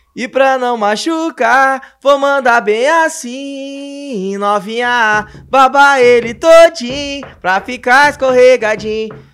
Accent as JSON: {"language": "Portuguese", "town": "Cidreira", "region": "Rio Grande do Sul", "country": "Brazil", "tie": "born or raised there", "moved": "yes", "lives_now": "Porto Alegre, Brazil", "said": "pra mim é o meu porto seguro é cidreira é a cidade onde minha mãe mora, onde tem meus amigos, onde me criei."}